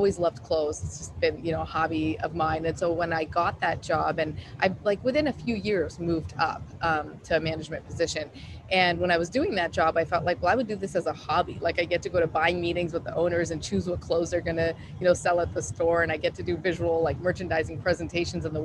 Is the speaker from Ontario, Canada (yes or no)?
no; Calgary, Alberta, Canada; moved away as an adult; also born or lived in Houston / San Francisco; now in New York City, United States; I'm from Calgary, Alberta, in Canada